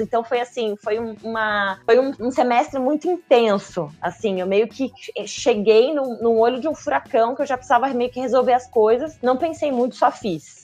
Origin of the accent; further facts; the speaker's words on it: Joinville, Santa Catarina, Brazil; moved away as an adult; also born or lived in Florianópolis; now in São Paulo, Brazil; Eu nasci em Joinville, então eu sou joinvilense